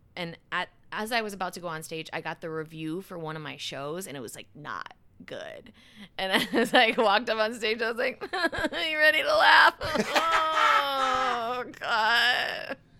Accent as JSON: {"language": "English", "town": "Madison", "region": "Wisconsin", "country": "United States", "tie": "born or raised there", "said": "I grew up just outside of Madison"}